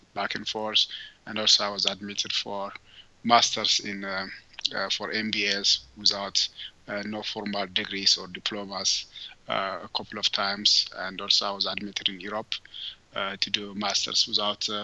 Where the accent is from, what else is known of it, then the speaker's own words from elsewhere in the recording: southern Ethiopia, Ethiopia; also born or lived in Addis Ababa, Ethiopia; I grew up in Ethiopia, in southern part of Ethiopia